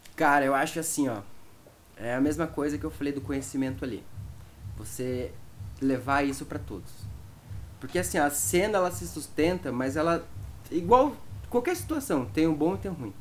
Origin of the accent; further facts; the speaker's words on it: Cascavel, Paraná, Brazil; por causa da minha região. Lá em Cascavel, a galera era do Psytrance